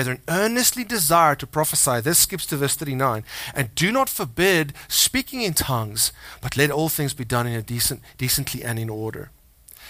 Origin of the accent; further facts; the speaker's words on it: South Africa; moved away as an adult; We were born there. We're like 16 generations in South Africa in my family line, or something like that. I'm South African